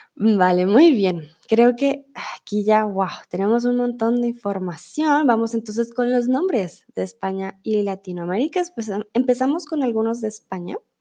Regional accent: Colombia; also born or lived in Germany; now in Mexico; yo soy tutora de español aquí en Chatterbox y soy de Colombia.

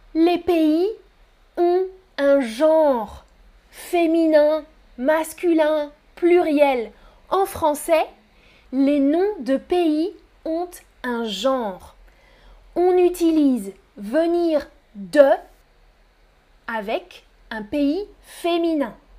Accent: France; je suis française. Mon pays d'origine, c'est la France.

